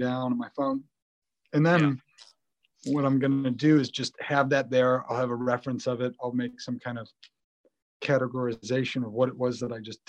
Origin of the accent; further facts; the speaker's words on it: Buffalo, New York, United States; I grew up in Buffalo, New York in the 90s